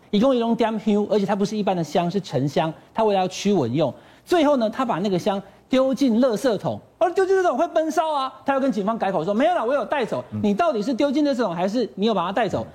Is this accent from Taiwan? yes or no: yes; Taichung, Taiwan; 我是台中人